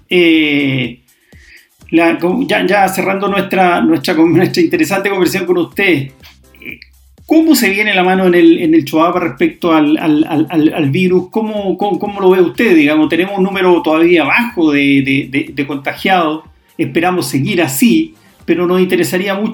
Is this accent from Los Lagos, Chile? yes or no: no; Los Vilos, Coquimbo, Chile; soy la localidad de Los Vilos